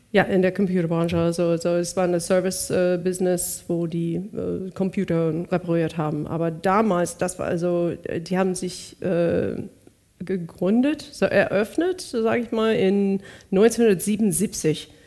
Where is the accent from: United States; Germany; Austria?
United States; Bakersfield, California; born there; Bakersfield, California.